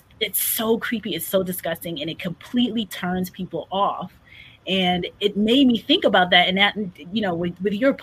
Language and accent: English; New York, United States; I grew up in New York